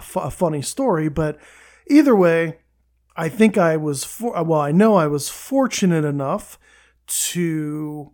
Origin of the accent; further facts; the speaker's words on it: Camp Hill, Pennsylvania, United States; also born or lived in Manchester, Pennsylvania; I was from Camp Hill, really, originally, and then transferred from Cedar Cliff to Redland